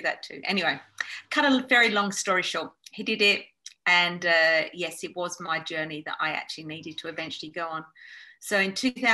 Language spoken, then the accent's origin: English; Australia; moved away as an adult; also born or lived in London; now in Spain; born in London, but most of my life was in Australia